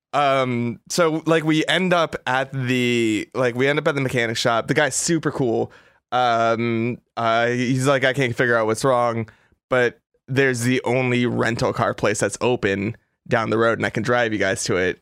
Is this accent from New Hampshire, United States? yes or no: no; Los Angeles, California, United States; I'm from Los Angeles